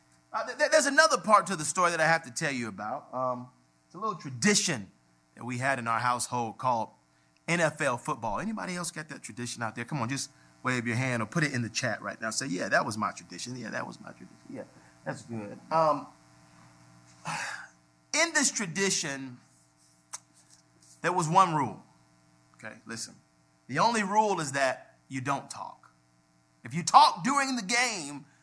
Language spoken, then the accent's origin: English; Atlanta, Georgia, United States; We grew up on Auburn Avenue, the birthplace of civil rights